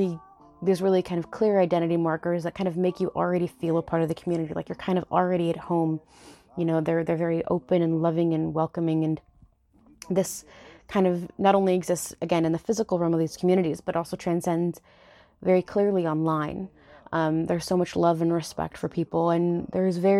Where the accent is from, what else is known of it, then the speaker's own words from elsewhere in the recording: United States; being Mexican American hasn't really been around for that long, you know, and we've kind of always had to struggle